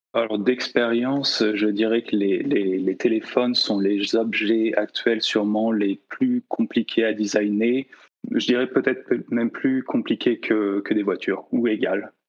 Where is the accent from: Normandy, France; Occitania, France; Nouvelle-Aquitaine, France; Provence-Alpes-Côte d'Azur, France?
Nouvelle-Aquitaine, France; La Rochelle; also born or lived in Nantes; je, suis français, hein, j'ai grandi euh, sur la côte ouest aussi, à La Rochelle